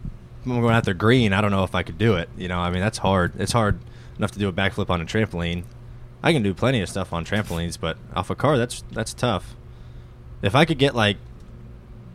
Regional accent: North Carolina, United States; I grew up in North Carolina.

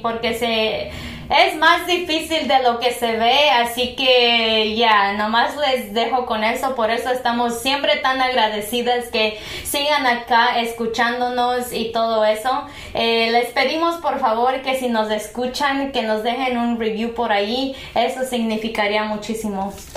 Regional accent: Purépecha pueblo, Michoacán, Mexico; first language Purépecha; Spanish is a second language; now in United States; el idioma purépecha en mi pueblo de por sí ya no se habla al cien por ciento

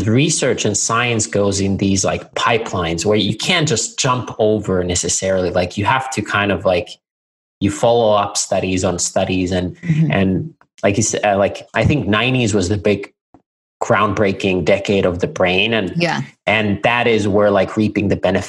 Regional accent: Finland; moved away; I'm originally from Finland, hence the really difficult name by a vowel. And I'm a 13th generation family farmer. So our family has had, at least since 1619, a farm in near the town of Nokia, Finland

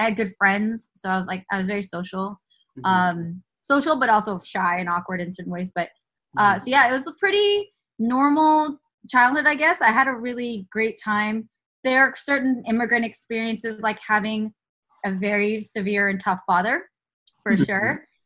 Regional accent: the Bay Area, California, United States; moved away as an adult; now in Los Angeles, United States; I'm from the Bay Area originally, born and raised

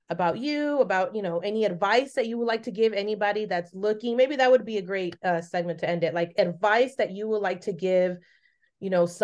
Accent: San Francisco, California, United States; also born or lived in Los Altos; I grew up in San Francisco.

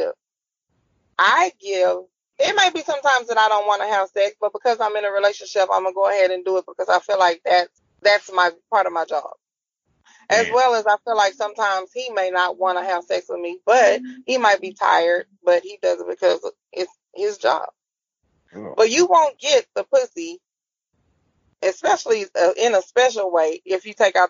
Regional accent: Houston, Texas, United States; I'm from Houston

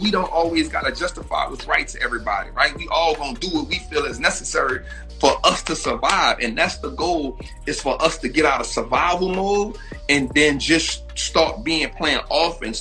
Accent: New Orleans, Louisiana, United States; moved away as an adult; also born or lived in Atlanta; I'm from New Orleans

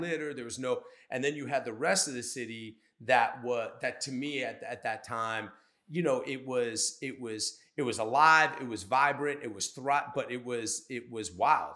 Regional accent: Cabin John, Maryland, United States; I grew up, so I grew up in Cabin John

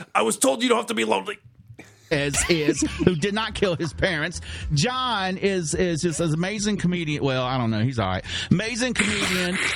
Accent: Georgia, United States; now in Iowa, United States; am originally from from Georgia. I'm here in Iowa

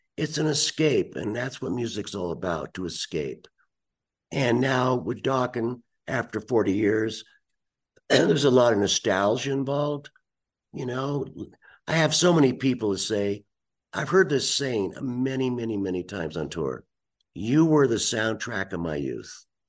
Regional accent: United States; as an American

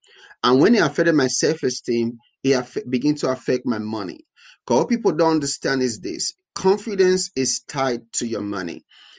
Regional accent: Nigeria; now in United States; being black in tech, having an accent in tech, being Nigerian in tech

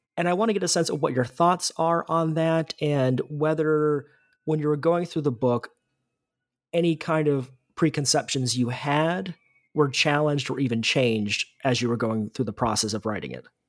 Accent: United States; an American

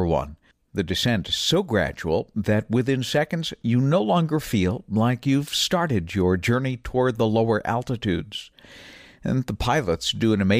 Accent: New Bedford, Massachusetts, United States; When I grew up in southern New England, I lived about 1 mile away from my hometown airport in New Bedford, Massachusetts, along the south coast

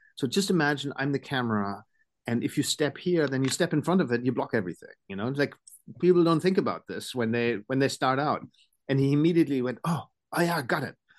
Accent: Germany

